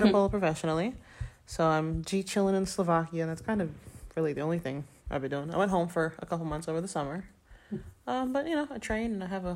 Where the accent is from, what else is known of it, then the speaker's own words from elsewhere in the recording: Florida, United States; moved away as an adult; also born or lived in Ireland; I'm from Florida